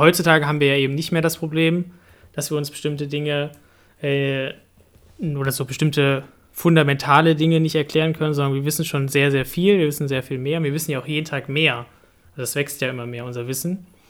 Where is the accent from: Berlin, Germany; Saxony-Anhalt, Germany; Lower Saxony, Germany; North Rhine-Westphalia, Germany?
Lower Saxony, Germany; Hanover; ich komme aus Hannover und dort, das Dorf heißt Frieling